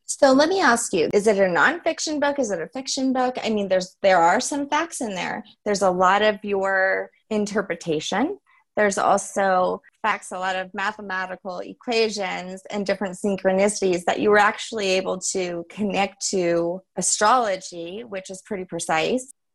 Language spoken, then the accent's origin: English; Louisiana, United States; I'm French, but I was born in Louisiana